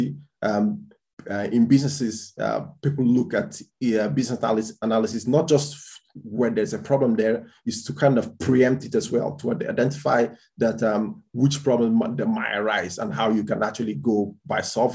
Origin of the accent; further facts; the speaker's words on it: Portugal; moved away as an adult; also born or lived in Dublin, Ireland; now in Spain; I was born in Spain, grew up in Portugal in terms of from 6 years old till I was 19. And then that's when I went to Ireland to start doing my undergraduation